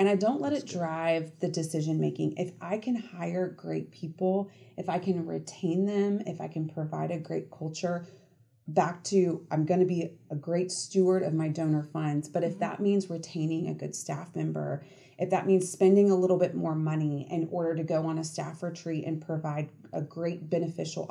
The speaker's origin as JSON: {"language": "English", "town": "Marietta", "region": "Georgia", "country": "United States", "tie": "born or raised there", "also_born_or_lived": "Athens, Georgia", "said": "I grew up in Atlanta in Marietta"}